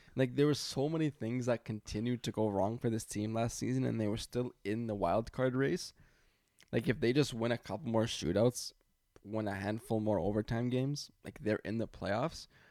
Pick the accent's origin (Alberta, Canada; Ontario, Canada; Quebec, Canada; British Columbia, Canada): Ontario, Canada; Toronto; I'm from Toronto